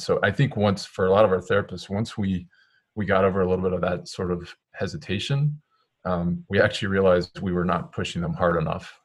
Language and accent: English; Maryland, United States; moved away as an adult; now in Connecticut, United States; I'm originally from Maryland, so um, that's where I grew up.